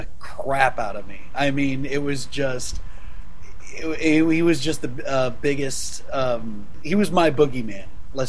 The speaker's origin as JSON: {"language": "English", "region": "Southern Illinois", "country": "United States", "moved": "yes", "said": "I was actually from Southern Illinois."}